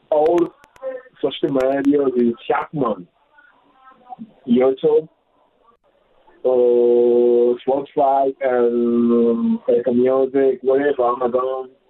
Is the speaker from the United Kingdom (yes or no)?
no; Tanzania; also born or lived in Democratic Republic of the Congo; now in South Africa; I'm from Congo DRC, but grew up in Tanzania.